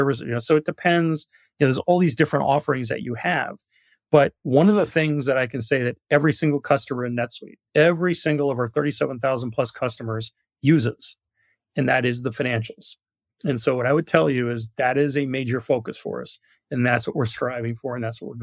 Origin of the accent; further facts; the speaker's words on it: New York, United States; moved away; I'm from New York originally